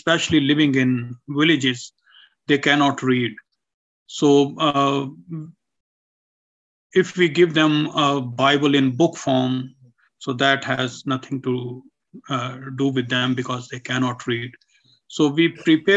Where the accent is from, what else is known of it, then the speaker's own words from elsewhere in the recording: Pakistan; from Pakistan